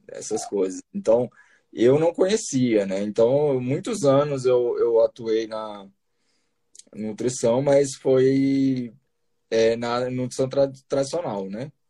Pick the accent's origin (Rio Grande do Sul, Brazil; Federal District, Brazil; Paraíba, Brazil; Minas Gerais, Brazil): Federal District, Brazil; Brasília; eu assim, pode-se dizer que, eu, que eu, eu sou de Brasília, né? Eu fiz a eu fiz faculdade em Bauru, né, de, de nutrição, em Bauru, São Paulo. É, mas aí logo depois eu voltei para Brasília, né?